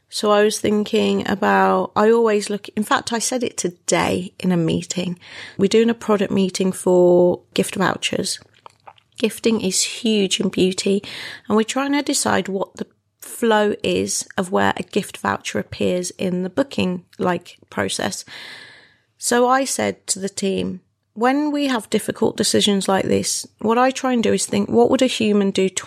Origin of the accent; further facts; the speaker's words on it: Wolverhampton, West Midlands, United Kingdom; moved away; My hometown.